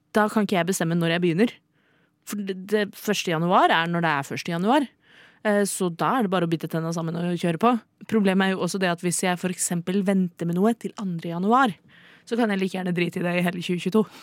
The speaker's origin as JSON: {"language": "Norwegian", "region": "Oslo", "country": "Norway", "tie": "born or raised there", "said": "jeg er født og oppvokst i Oslo"}